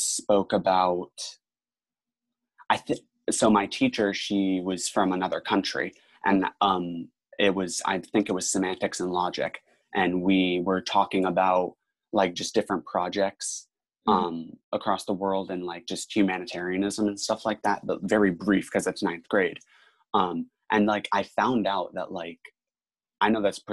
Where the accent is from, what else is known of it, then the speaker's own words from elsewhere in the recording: Tampa, Florida, United States; I'm in from Tampa, Florida, so the Boys and Girls Club of Tampa Bay, and there was a Boys and Girls Club right across the street from my high school